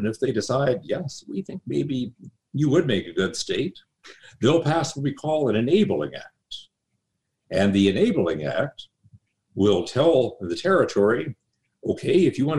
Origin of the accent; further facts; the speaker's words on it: South Dakota, United States; I was born in South Dakota. My wife was born in North Dakota, and we've lived in North Dakota too